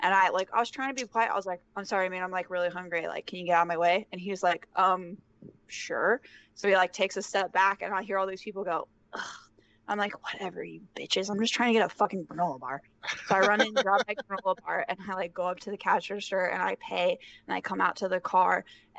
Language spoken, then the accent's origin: English; Omaha, Nebraska, United States; So we are from Omaha, so Kansas City is not that far away.